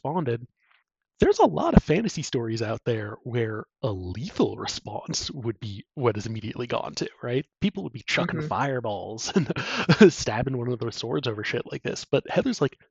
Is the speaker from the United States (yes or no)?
yes; United States; as an American